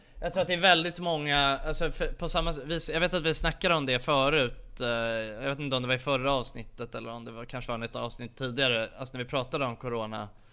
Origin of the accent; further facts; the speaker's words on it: Sweden; vi är ifrån Sverige